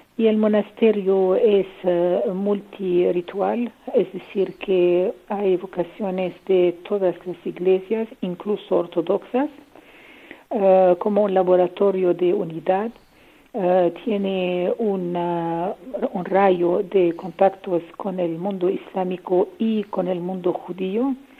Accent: Lebanon; Spanish is a second language; moved away; also born or lived in Syria; Mi madre es libanesa y yo nací en Líbano y tengo la nacionalidad libanesa.

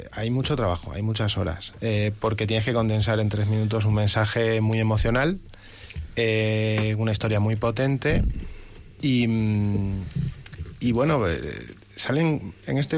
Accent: Plasencia, Extremadura, Spain; now in Madrid, Spain; yo soy de Plasencia, Extremadura, llevo en Madrid ya 12 años, ¿no?

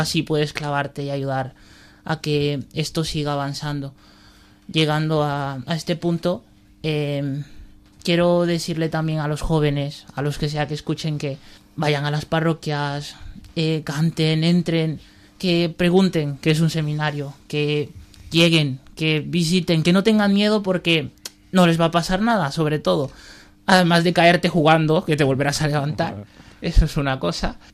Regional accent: Valencia, Valencian Community, Spain; soy de Valencia, tengo 20 años

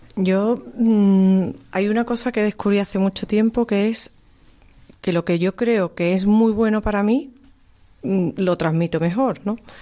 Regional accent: Cádiz, Andalusia, Spain; now in Seville, Spain; yo que soy de Cádiz

